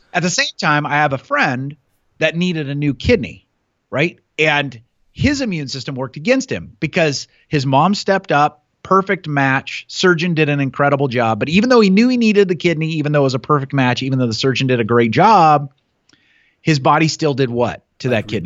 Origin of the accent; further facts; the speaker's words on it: Newton, Iowa, United States; also born or lived in Montana / Chicago / England; I grew up in Newton